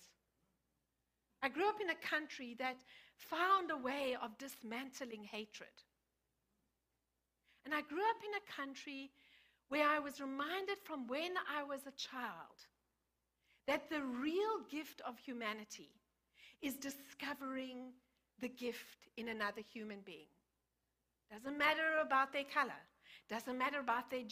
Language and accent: English; South Africa; moved away; I grew up in South Africa.